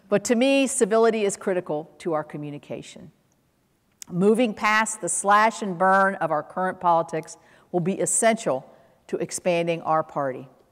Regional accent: West Virginia, United States; I grew up watching my parents work as public servants. My dad, as I touched on earlier, was a Republican through and through and served our state of West Virginia

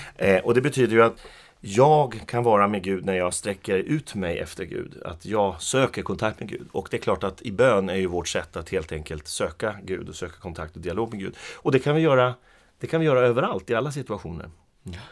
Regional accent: Skellefteå, Västerbotten County, Sweden; also born or lived in Arvidsjaur; Jag är ju född i Arvidsjaur. Men jag flyttade till, eller jag blev flyttad av mina föräldrar då till Skellefteå när jag var fem år. Så jag är uppvuxen i Skellefteå

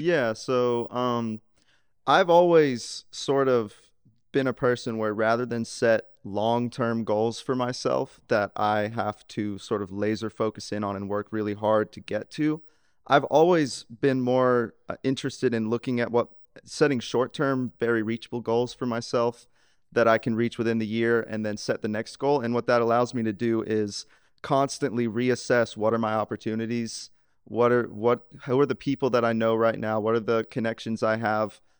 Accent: Laurel, Mississippi, United States; I grew up in Laurel, Mississippi

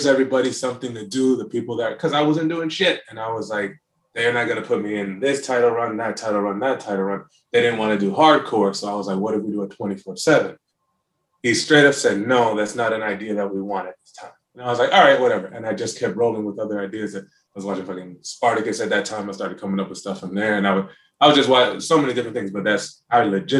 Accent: North Carolina, United States; being from North, or growing up in North Carolina

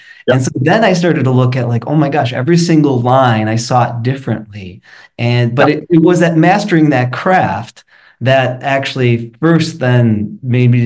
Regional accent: Chicago, Illinois, United States; also born or lived in Madrid; growing up in Chicago, or right outside of Chicago

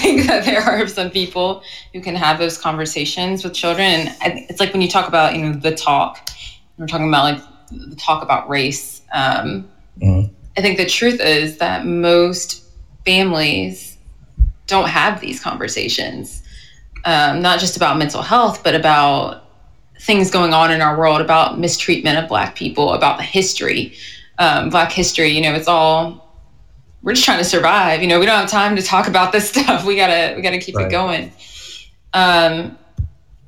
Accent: the South, United States; I'm from the South. I'm from, like I said, a very white community.

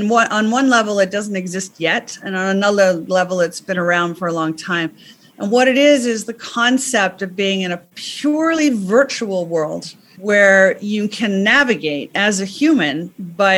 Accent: United States; moved away as an adult; now in England; I'm American, but I've been living in England for a long time

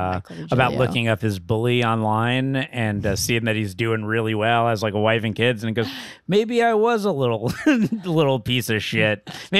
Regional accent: Boca Raton, Florida, United States; now in Los Angeles, United States

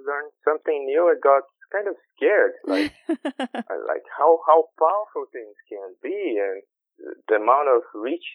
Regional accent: Brazil; I'm from Brazil. I'm Brazilian.

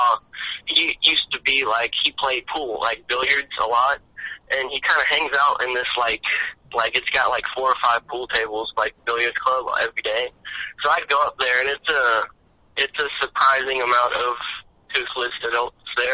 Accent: Nashville, Tennessee, United States; now in Panama City, United States; I'm from Nashville, Tennessee

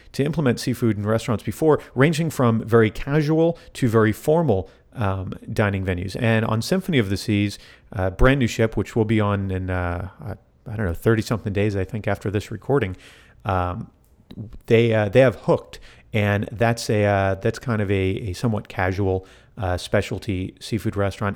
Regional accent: South Florida, United States; I grew up in South Florida

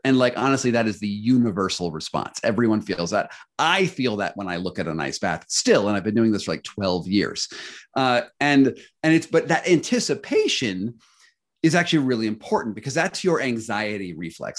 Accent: United States; as an American

